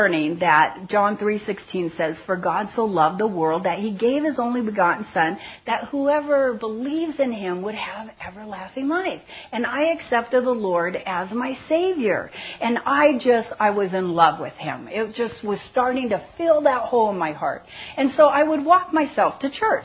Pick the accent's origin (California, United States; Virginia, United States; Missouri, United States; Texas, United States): California, United States; Seal Beach; I grew up in Seal Beach, California